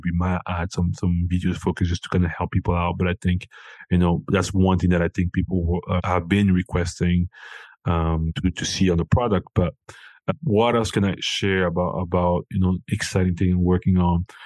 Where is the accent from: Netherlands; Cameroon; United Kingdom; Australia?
Cameroon; moved away; I'm originally from Cameroon